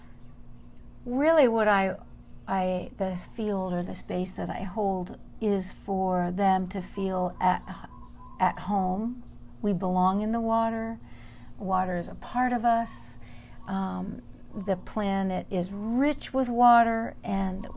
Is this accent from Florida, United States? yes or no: no; Southern California, United States; moved away as an adult; now in Big Island, Hawaii, United States; I grew up in Southern California and was passionate about the ocean